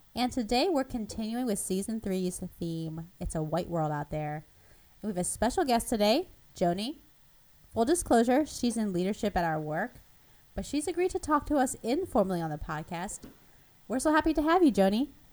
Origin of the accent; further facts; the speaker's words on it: Philadelphia, Pennsylvania, United States; also born or lived in Taiwan; I grew up in Philadelphia, which maybe is a little more diverse than Cleveland